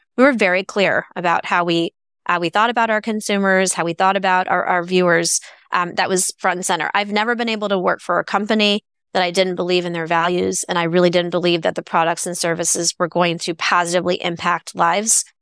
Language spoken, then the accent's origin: English; Bay Area, California, United States; growing up in the Bay Area